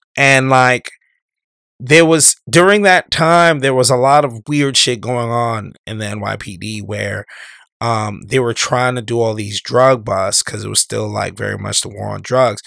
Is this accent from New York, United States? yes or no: yes; New York, United States; when I was growing up in New York